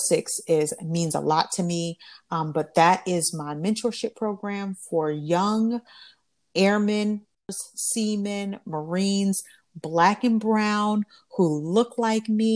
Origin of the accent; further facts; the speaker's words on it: Alabama, United States; moved away as an adult; I'm from Alabama